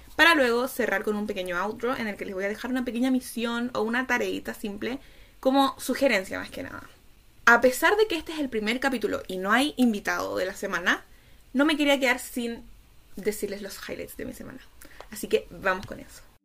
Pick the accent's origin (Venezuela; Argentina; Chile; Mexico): Chile; Soy chilena y autista